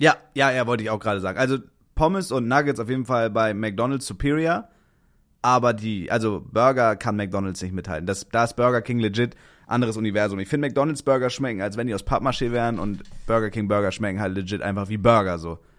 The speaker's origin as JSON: {"language": "German", "town": "Kiel", "region": "Schleswig-Holstein", "country": "Germany", "moved": "yes", "said": "Wenn man halt aus Kiel kommt"}